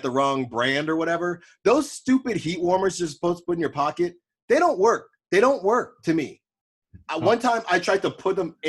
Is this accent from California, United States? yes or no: yes; Bay Area, California, United States; moved away as an adult; also born or lived in Philadelphia; I obviously went to Temple, but I'm from the Bay Area